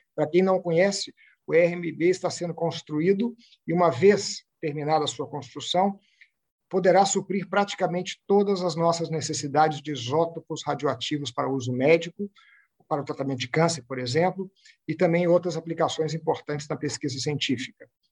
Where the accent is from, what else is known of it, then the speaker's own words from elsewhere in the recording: Belo Horizonte, Minas Gerais, Brazil; moved away as an adult; also born or lived in São Paulo; now in Buenos Aires, Argentina; Eu nasci em São Paulo, curiosamente no dia 25 de janeiro, que é o dia da cidade de São Paulo, mas com um ano já estava em Minas, que é da onde eu realmente considero